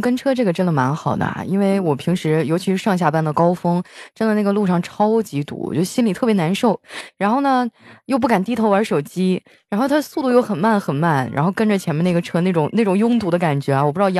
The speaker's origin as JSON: {"language": "Chinese", "region": "Northeast China", "country": "China", "lives_now": "Shanghai, China", "said": "啊，我在上海工作，我东北人，"}